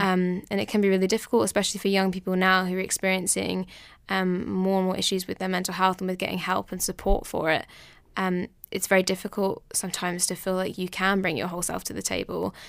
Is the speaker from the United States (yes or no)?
no; southern England, United Kingdom; I'm from England, down south